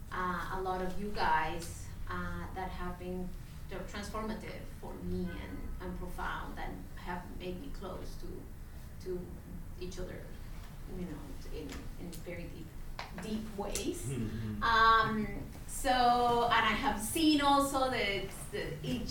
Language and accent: English; Colombia; now in New York, United States; I am originally from Colombia. I've been living in New York for a long time, and over 15 years